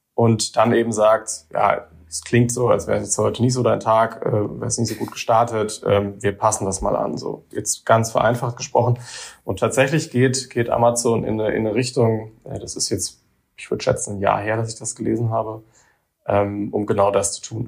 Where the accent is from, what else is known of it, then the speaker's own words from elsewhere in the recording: near Heidelberg, Baden-Württemberg, Germany; moved away; also born or lived in Karlsruhe; ich bin selber auch kein Saarländer. Ich bin jetzt, äh, ich komme aus der Nähe von Heidelberg ursprünglich